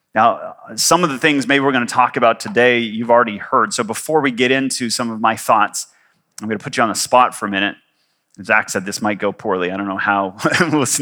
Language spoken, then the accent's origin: English; Canada; moved away as an adult; also born or lived in Victoria / Kuwait; I am Canadian.